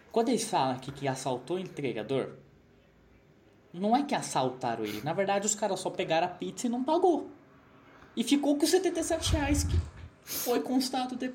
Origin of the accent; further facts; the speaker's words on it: São José dos Campos, São Paulo, Brazil; nossa região do Vale do Paraíba.